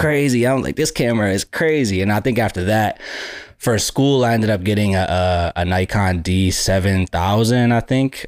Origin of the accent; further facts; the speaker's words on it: Buffalo, New York, United States; I grew up in Buffalo, New York